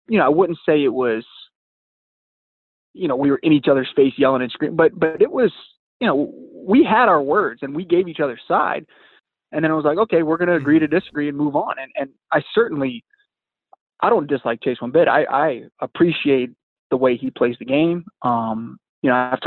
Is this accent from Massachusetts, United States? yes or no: no; Southeast Virginia, United States; growing up in Southeast Virginia